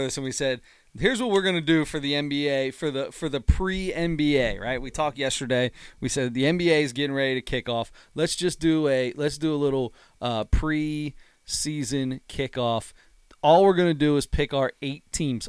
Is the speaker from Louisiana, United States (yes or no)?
no; Delhi Pike, Ohio, United States; one I grew up with was on Delhi Pike